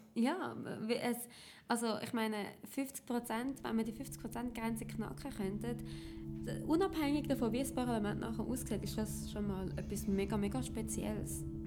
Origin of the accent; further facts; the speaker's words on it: Zurich, Switzerland; ich bin aus dem Kanton Zürich